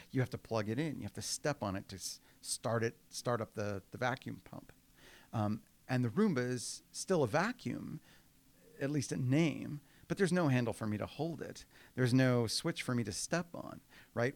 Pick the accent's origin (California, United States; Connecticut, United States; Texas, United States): Texas, United States; Houston; moved away; I was raised in Houston. Um, I wasn't born there, and that matters in Texas, uh, but I got there as soon as I could